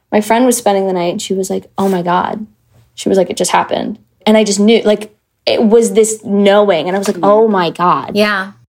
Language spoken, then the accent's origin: English; Michigan, United States; I grew up in Michigan, yeah.